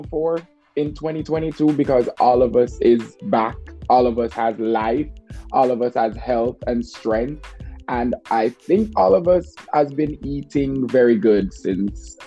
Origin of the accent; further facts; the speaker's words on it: Jamaica; I'm from Jamaica